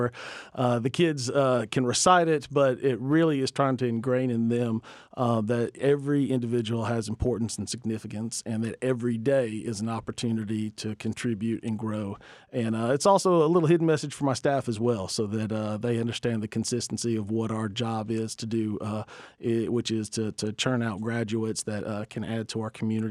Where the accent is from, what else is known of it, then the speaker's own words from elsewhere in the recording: Georgia, United States; I grew up in Middle Georgia had just different aspirations for what I wanted